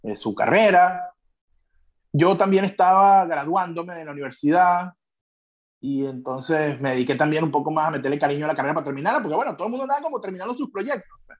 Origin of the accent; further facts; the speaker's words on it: eastern Venezuela, Venezuela; nosotros éramos, somos de Oriente